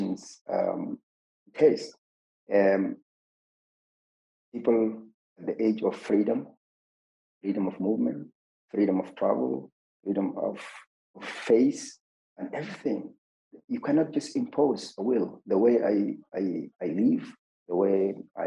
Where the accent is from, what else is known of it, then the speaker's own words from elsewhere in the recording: Zalingei, Central Darfur, Sudan; my hometown, Zalingi